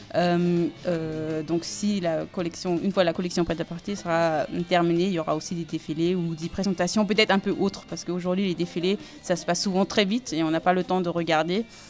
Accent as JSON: {"language": "French", "region": "Salzburg", "country": "Austria", "also_born_or_lived": "Aube, France", "second_language": "French", "moved": "as an adult", "lives_now": "France", "said": "Je viens de, de Salzbourg."}